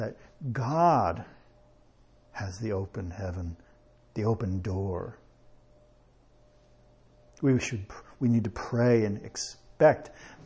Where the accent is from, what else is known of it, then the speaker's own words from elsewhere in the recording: United States; I am an American